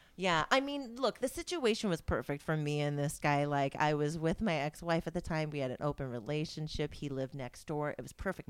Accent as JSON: {"language": "English", "region": "Indiana", "country": "United States", "tie": "born or raised there", "said": "I was born in Indiana"}